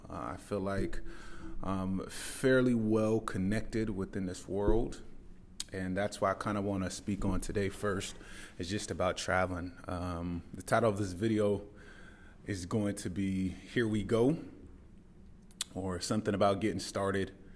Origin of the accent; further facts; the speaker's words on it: Tacoma, Washington, United States; moved away as an adult; now in Dubai, United Arab Emirates; I grew up in the Pacific Northwest. For any of you that know Mount Rainier, I lived there until I was about eighteen years old